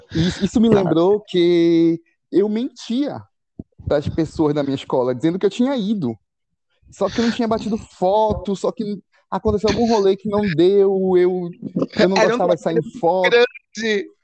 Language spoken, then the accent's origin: Portuguese; Belém, Pará, Brazil; now in Altamira, Brazil; Eu tô em Altamira, uma cidade do interior do Pará. Mas eu nasci, nasci cresci em Belém.